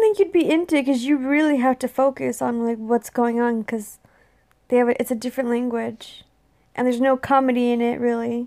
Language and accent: English; Texas, United States; moved away; also born or lived in California; I grew up in Texas